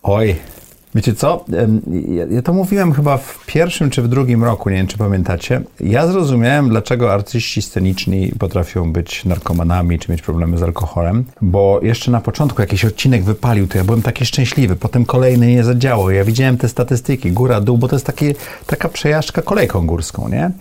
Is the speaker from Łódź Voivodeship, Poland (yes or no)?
no; Sopot, Pomeranian Voivodeship, Poland; ja miałem naprawdę fajne dzieci dzieciństwo, dorastałem w Sopocie